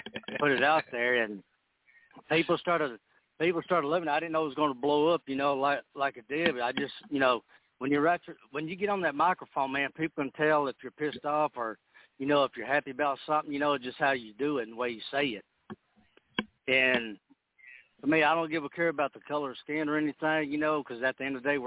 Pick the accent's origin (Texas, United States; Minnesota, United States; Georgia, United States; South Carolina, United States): Texas, United States; I'm here from Texas, and I live up here in Austin